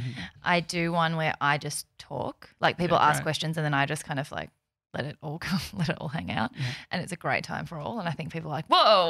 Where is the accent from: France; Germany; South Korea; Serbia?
South Korea; born there; Do you know, so I was born in South Korea and people are always like, which Korea?